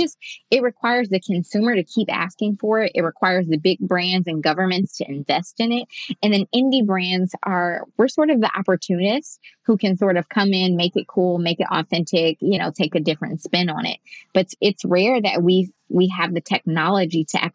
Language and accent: English; Detroit, Michigan, United States; I'm from Detroit. I live in Detroit